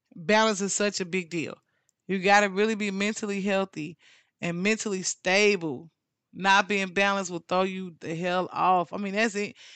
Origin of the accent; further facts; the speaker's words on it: St. Louis, Missouri, United States; now in Dallas–Fort Worth, United States; my hometown of Saint Louis